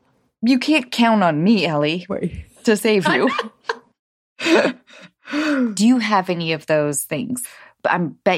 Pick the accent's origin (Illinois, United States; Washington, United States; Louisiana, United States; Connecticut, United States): Washington, United States; north of Seattle; I grew up north of Seattle.